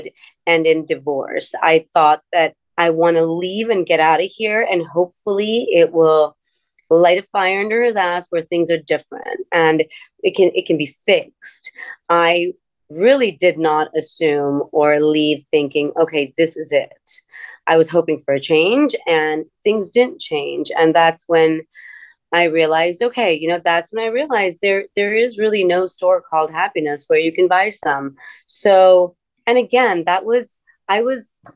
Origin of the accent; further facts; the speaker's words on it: Miami, Florida, United States; moved away as an adult; also born or lived in India; I grew up in Miami